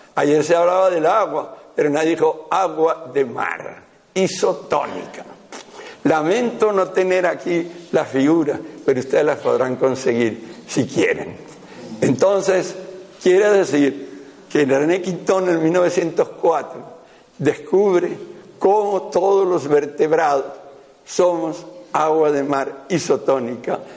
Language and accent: Spanish; right bank of the Ebro, Aragon, Spain; yo soy aragonés, yo soy de la ribera derecha del Ebro